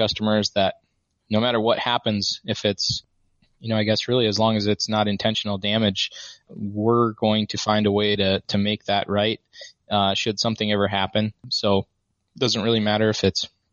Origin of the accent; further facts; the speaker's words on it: Midwest, United States; I grew up in the Midwest